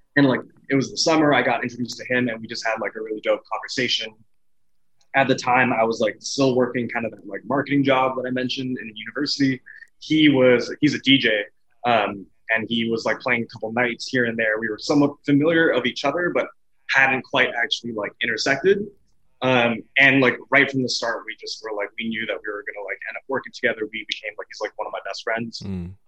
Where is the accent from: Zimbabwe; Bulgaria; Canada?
Canada; Edmonton, Alberta; I'm from, born and raised Edmonton, Alberta, Canada